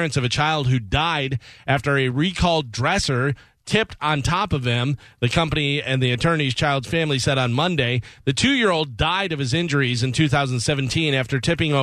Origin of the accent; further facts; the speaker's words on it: Illinois, United States; moved away; I grew up in Illinois